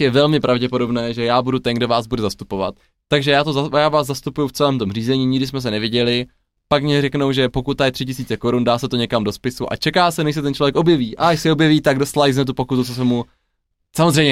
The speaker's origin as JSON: {"language": "Czech", "town": "Ladná", "region": "South Moravian Region", "country": "Czechia", "also_born_or_lived": "Brno / Olomouc", "said": "k nám na Jižní Moravu do Ladné"}